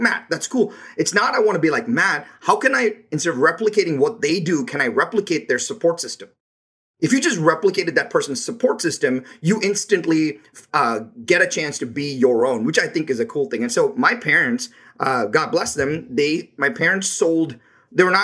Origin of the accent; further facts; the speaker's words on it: India; moved away as an adult; now in United States; I was born in India